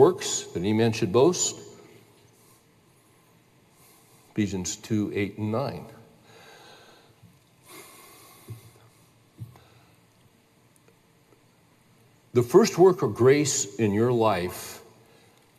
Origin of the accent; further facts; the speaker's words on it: California, United States; I grew up in California